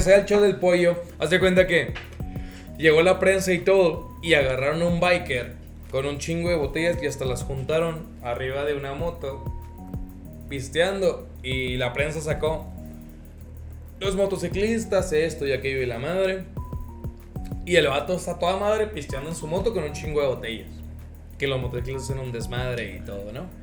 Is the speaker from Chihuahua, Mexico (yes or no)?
yes; Ciudad Juárez, Chihuahua, Mexico; somos de Juárez